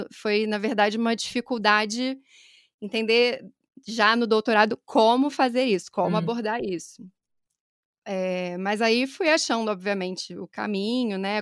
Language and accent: Portuguese; Niterói, Rio de Janeiro, Brazil; accent: Rio; moved away as an adult; now in São Paulo, Brazil; Meu sotaque também vai denunciar que eu sou do Rio, nasci em Niterói, mas já estou há quase seis anos aqui em São Paulo.